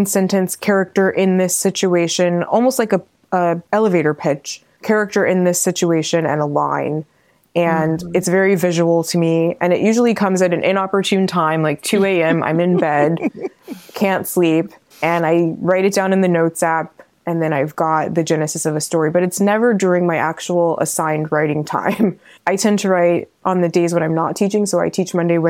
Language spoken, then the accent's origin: English; California, United States; born or raised there